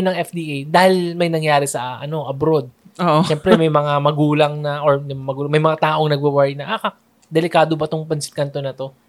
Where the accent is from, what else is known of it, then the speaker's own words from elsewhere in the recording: Manila, Metro Manila, Philippines; also born or lived in Cavite; dati, taga Manila kami, and now lumipat na sa Cavite.